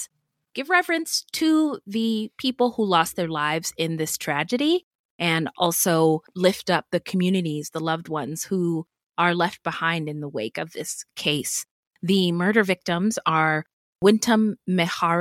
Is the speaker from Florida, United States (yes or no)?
no; the Bay Area, California, United States; when I was growing up in the Bay, Oaktown, San Ho